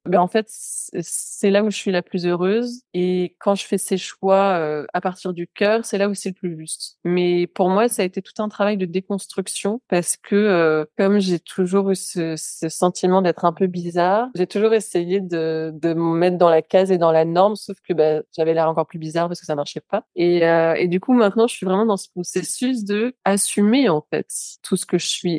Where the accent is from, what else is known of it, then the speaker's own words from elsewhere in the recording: France; Qui suis-je, moi, en tant que Française